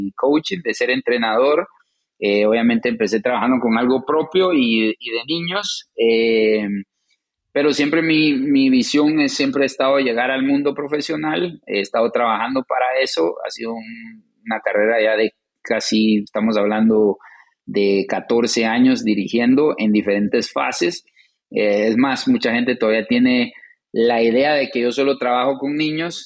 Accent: Guatemala; moved away as an adult; also born or lived in New Jersey / Colorado; now in St. Louis, United States; ya crecimos. Eh, tuvimos toda una vida en, Guatemala

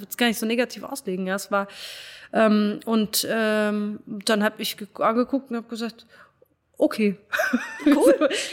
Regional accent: Frankfurt, Hesse, Germany; also born or lived in Cologne; bin dann wieder in meiner Heimat in, in Frankfurt gelandet

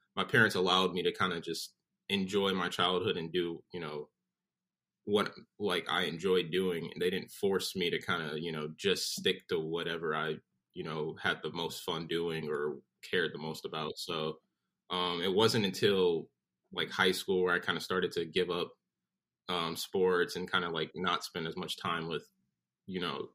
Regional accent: Southfield, Michigan, United States; moved away as an adult; also born or lived in North Carolina; now in Florida, United States; I'm originally from Southfield, Michigan. I grew up a couple miles north of 8

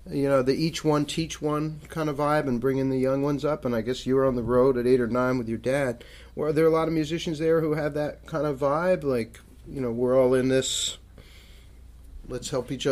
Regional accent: Hartford, Connecticut, United States; born or raised there

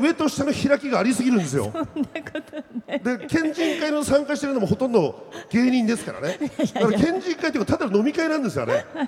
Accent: Akita, Japan; moved away as an adult; now in Tokyo, Japan; 僕は秋田市で、まあ、太平なんですよね。

